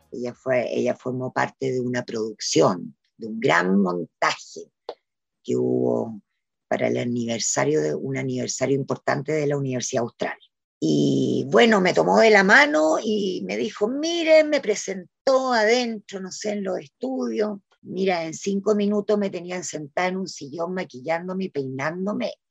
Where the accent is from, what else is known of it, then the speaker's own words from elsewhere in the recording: Valdivia, Los Ríos, Chile; now in Valparaíso, Chile; En un momento yo me vine de Valdivia a Valparaíso y ahí ya empecé de alguna manera a vivir eh, del teatro.